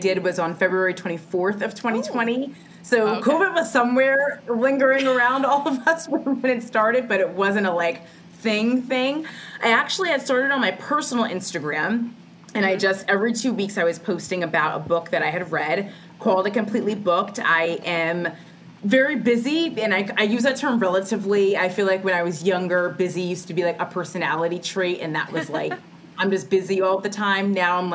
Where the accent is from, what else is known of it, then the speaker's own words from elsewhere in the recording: New Jersey, United States; also born or lived in Hoboken, New Jersey; I am a native Jersey girl. I grew up here in New Jersey, just a little bit south of Hoboken